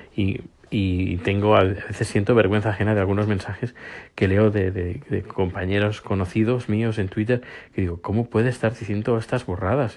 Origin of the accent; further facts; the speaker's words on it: Spain; now in Sweden; ahora soy sueco y soy español